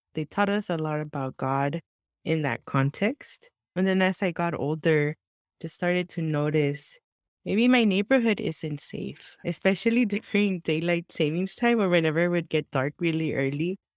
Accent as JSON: {"language": "English", "town": "Santa Ana", "region": "California", "country": "United States", "tie": "born or raised there", "second_language": "English", "said": "I was born and raised in Southern California, in Santa Ana, the heart of Orange County"}